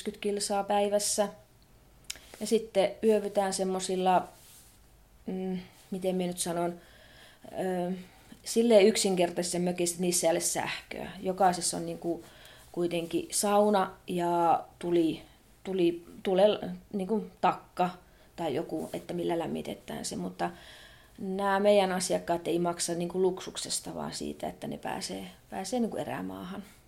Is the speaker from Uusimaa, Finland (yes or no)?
no; Muonio, Lapland, Finland; Minä olen itse siitä keskustasta kotoisin, niin siinä meidän kotipaikassa asuttiin.